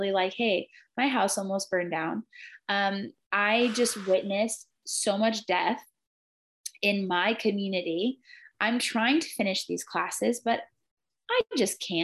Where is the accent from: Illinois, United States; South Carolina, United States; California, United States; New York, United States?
California, United States; Chico; now in Redding, United States; my hometown and my family's towns in the outskirts of Chico